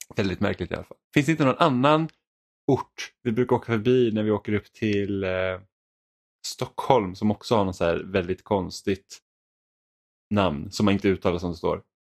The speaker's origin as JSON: {"language": "Swedish", "country": "Finland", "said": "jag är finlandssvensk"}